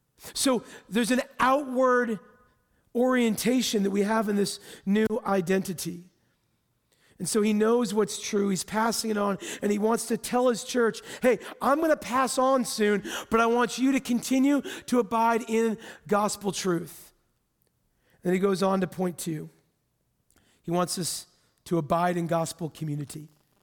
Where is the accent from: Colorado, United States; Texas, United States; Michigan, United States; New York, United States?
Texas, United States; well, I grew up in Texas, so I'm a Christian, right?